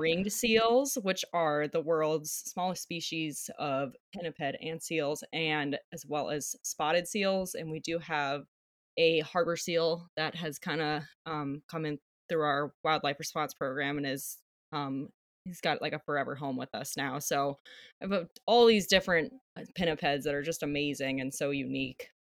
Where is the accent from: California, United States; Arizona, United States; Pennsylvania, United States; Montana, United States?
Arizona, United States; Flagstaff; moved away as an adult; also born or lived in Hawaii; now in Alaska, United States; I was born and raised in Flagstaff, Arizona